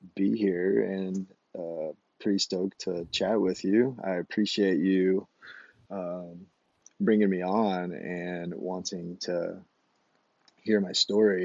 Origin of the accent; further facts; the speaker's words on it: Phenix City, Alabama, United States; moved away as an adult; also born or lived in Savannah, Georgia; now in Moab, United States; I grew up in Alabama, a town called Phoenix City, Alabama.